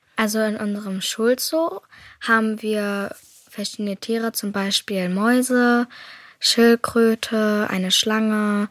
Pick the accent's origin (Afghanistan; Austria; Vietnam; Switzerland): Afghanistan; now in Hamburg, Germany; bin elf Jahre alt und komme aus Afghanistan.